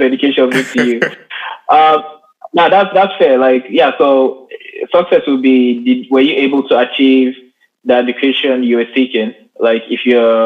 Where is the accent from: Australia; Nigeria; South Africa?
Nigeria; I'm Nigerian